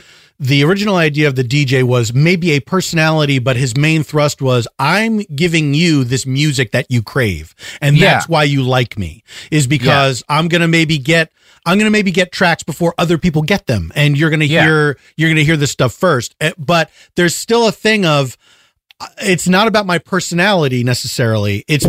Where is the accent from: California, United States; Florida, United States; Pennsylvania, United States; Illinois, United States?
Pennsylvania, United States; Philadelphia; I as a boy growing up in Philadelphia, I dreamed of advertising for missiles.